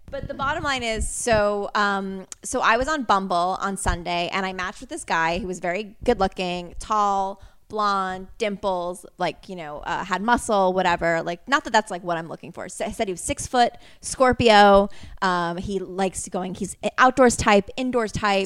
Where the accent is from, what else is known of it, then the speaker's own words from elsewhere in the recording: Connecticut, United States; I'm from Connecticut.